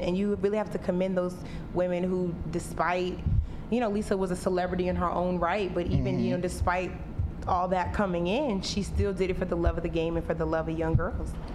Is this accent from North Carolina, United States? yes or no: yes; North Carolina, United States; my hometown in North Carolina